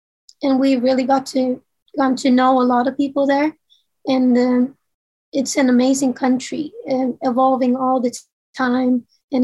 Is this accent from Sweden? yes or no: yes; Sweden; first language Swedish; English is a second language; we live and we grew up here in Sweden.